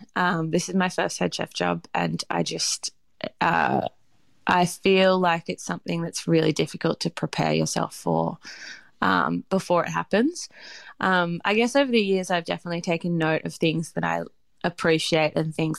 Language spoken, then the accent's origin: English; Australia; because I know also, like, from being Australian, knowing what a pub is